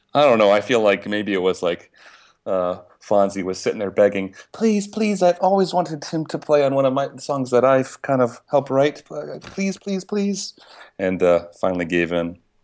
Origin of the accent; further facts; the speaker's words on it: Pittsburgh, Pennsylvania, United States; Pittsburgh being my hometown